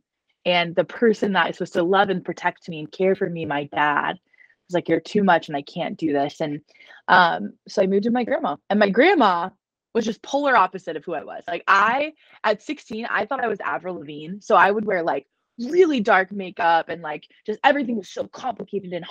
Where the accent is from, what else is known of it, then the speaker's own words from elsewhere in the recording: Dallas, Texas, United States; I was born and raised in Dallas, Texas.